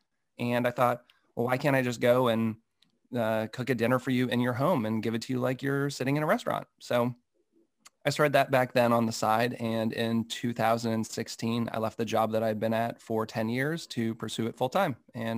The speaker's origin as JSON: {"language": "English", "region": "Massachusetts", "country": "United States", "tie": "born or raised there", "said": "Yeah, so I grew up in Massachusetts, a little outside of Boston"}